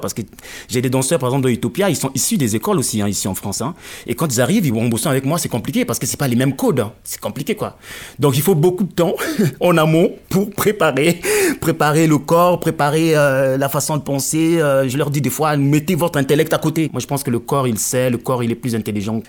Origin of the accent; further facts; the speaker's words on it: Pointe-Noire, Republic of the Congo; moved away; also born or lived in Brazzaville; je parle Munukutuba, qui est la langue de Pointe-Noire